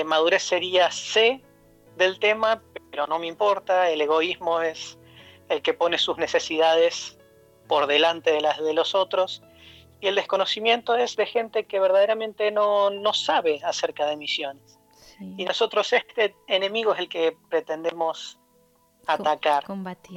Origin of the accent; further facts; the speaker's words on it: Neuquén, Argentina; moved away as an adult; also born or lived in Buenos Aires, Argentina / Poland; now in Latvia; yo nací en Argentina, en la ciudad de Neuquén, que es en la Patagonia